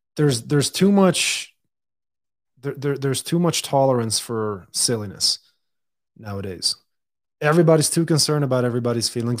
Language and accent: English; Dubai, United Arab Emirates; also born or lived in Lebanon; now in United States; I was born and raised in Dubai